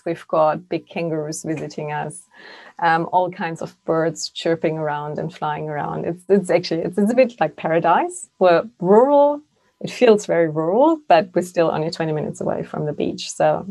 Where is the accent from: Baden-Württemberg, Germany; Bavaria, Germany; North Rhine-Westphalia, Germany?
Bavaria, Germany; near Munich; English is a second language; moved away as an adult; now in Sunshine Coast, Australia; I do have a bit of an accent, even after 14 years in Australia. Can't deny it. I'm from Germany originally, as your lovely colleague Darius. I grew up in, relatively close to Munich in Bavaria.